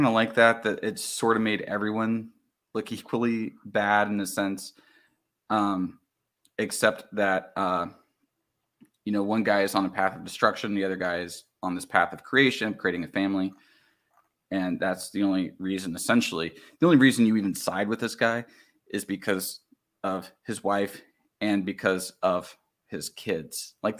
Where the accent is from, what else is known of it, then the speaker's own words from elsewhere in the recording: the South, United States; I mean, I grew up in the South, right?